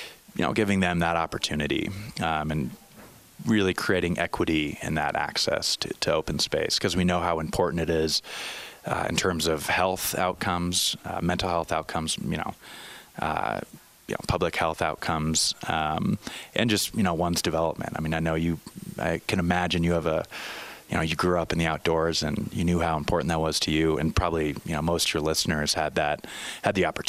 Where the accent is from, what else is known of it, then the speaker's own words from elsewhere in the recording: Crestone, Colorado, United States; up in the San Luis Valley of Colorado, in a real small town down there, Crestone, Colorado.